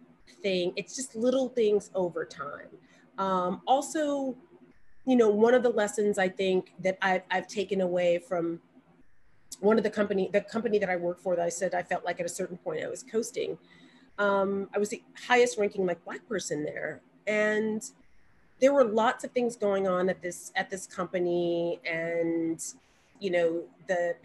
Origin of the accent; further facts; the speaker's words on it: Montgomery, Alabama, United States; I'm from Montgomery, and Selma is only 30 minutes from Montgomery